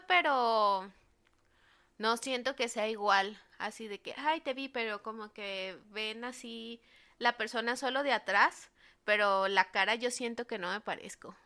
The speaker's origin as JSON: {"language": "Spanish", "country": "Mexico", "said": "los mexicanos nos parecemos un montón a los de Medio Oriente"}